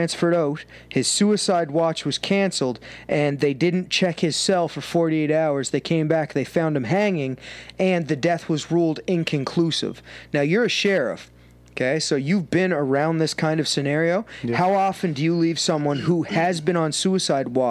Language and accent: English; Canada; I'm Canadian